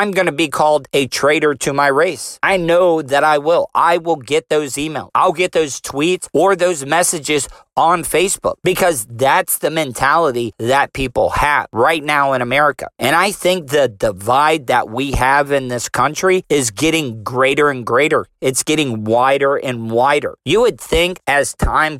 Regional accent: United States; I am proud to be an American

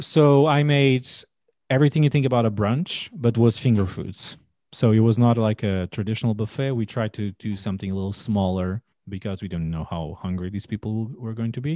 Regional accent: Portugal; English is a second language; moved away as an adult; now in United States; born and raised in Portugal

